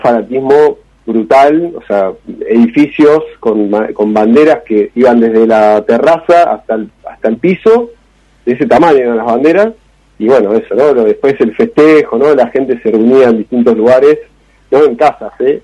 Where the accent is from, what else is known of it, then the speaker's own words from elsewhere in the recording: Argentina; yo soy de Argentina